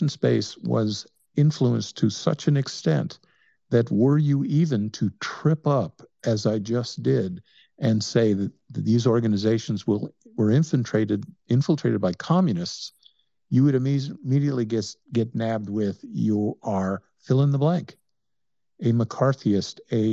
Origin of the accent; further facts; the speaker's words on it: Mississippi, United States; I'm a Mississippian